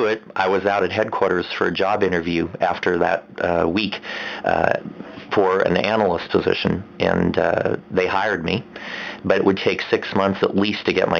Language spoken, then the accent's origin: English; Pottsville, Pennsylvania, United States; moved away as an adult; Pottsville, Pennsylvania. Okay. My hometown.